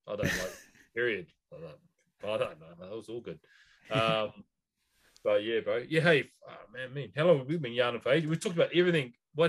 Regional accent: Southland, New Zealand; we're from Southland, man.

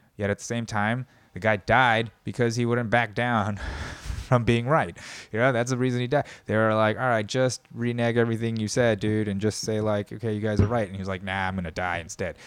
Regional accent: United States; as an American of Korean descent

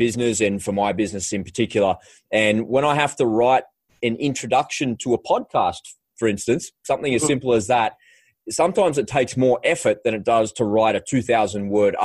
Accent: Australia; I grew up with here in Australia

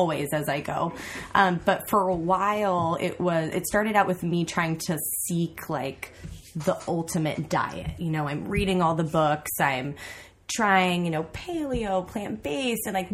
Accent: Napa, California, United States; also born or lived in Sacramento; I grew up in Napa

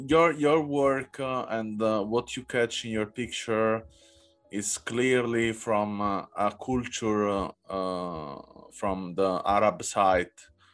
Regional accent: Southern Italy, Italy; English is a second language; And I come from South Italy, that is quite similar in color, in also the expression of the people, in the behavior.

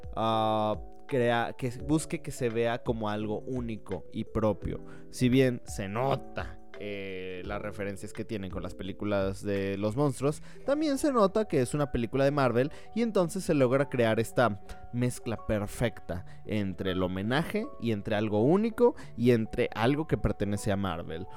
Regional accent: Mexico; also born or lived in Guatemala; yo tengo doble nacionalidad. Soy mexicano por parte de mi madre y guatemalteco por parte de mi padre

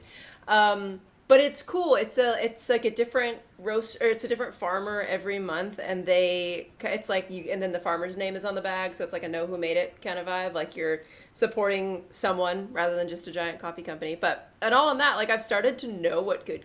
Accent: San Diego, California, United States; moved away as an adult; now in San Francisco, United States; I grew up in San Diego and I've been in San Francisco for 5 years ish now

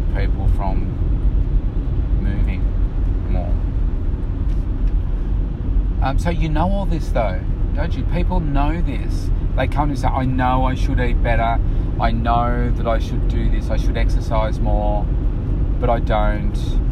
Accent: Bendigo, Victoria, Australia; when I was a kid, I was born in Bendigo

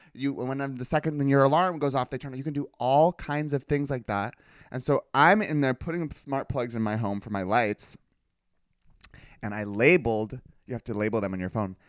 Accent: California, United States; growing up in California

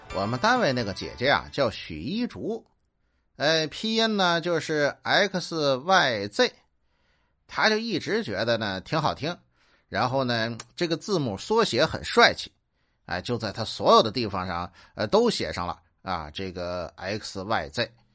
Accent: Tianjin, China; 我是天津人，我就爱豆干儿

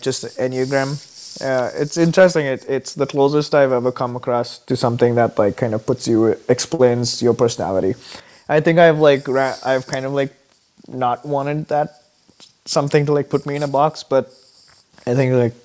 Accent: Mumbai, Maharashtra, India; moved away as an adult; now in Minnesota, United States; growing up in India

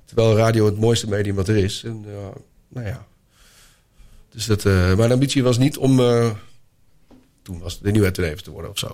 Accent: Netherlands; ik uit Nederland kwam

